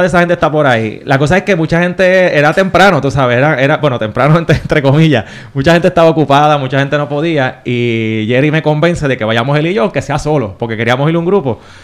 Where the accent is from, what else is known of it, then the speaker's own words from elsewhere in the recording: Caguas, Puerto Rico; yo soy de Cagua, yo estudié en la escuela Gautier Benítez